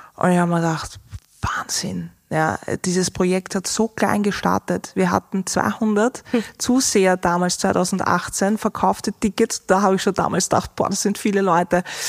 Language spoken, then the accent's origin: German; Austria